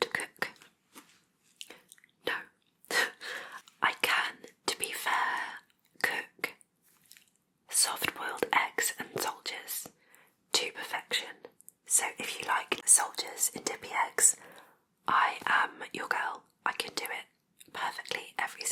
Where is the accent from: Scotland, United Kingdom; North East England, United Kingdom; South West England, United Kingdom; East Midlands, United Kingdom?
South West England, United Kingdom; Plymouth; I am from the southwest of England. So, I was born in Plymouth